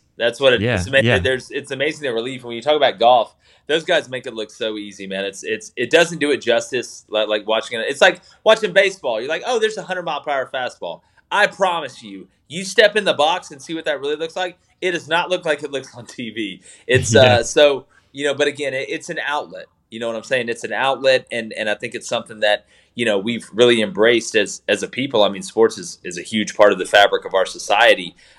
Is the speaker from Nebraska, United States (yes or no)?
no; Auburn, Alabama, United States; I mean, I'm from Auburn. We were, you know, my dad played there, so we grew up Auburn fans